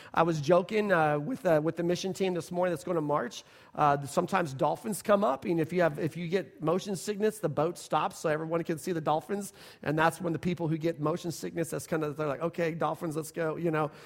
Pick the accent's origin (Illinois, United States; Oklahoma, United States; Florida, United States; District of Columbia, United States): Oklahoma, United States; Oklahoma City; We're Oklahoma people. We're from Oklahoma City